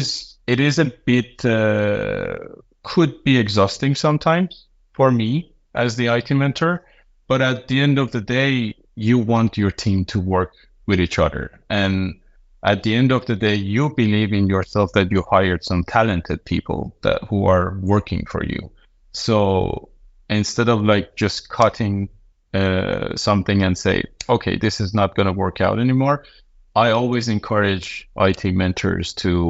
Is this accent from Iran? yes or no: yes; Iran; now in Denmark; I'm from Iran, and I moved to Denmark 4 years ago